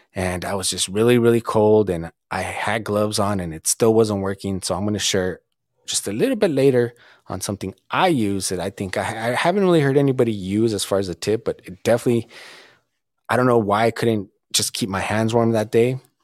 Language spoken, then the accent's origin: English; Southern California, United States; growing up in Southern California and really not traveling much when I was younger